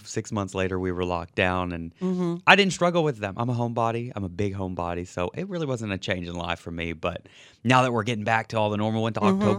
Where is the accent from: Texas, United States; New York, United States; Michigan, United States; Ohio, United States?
Texas, United States; Archer City; moved away as an adult; now in New Orleans, United States; And I grew up in a tiny town called Archer City, Texas.